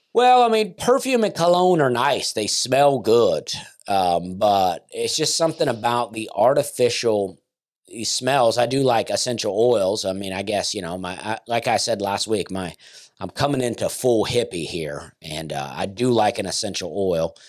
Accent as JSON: {"language": "English", "region": "the South", "country": "United States", "said": "as a Southerner myself"}